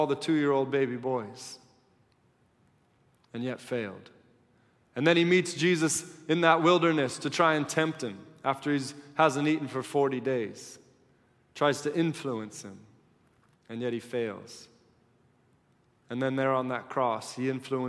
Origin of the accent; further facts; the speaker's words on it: United States; being an American and knowing my own heart and living among Americans